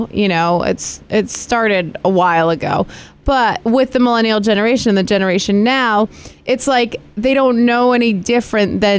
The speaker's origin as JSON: {"language": "English", "area": "Greene County", "region": "New York", "country": "United States", "tie": "born or raised there", "said": "I grew up in Greene County"}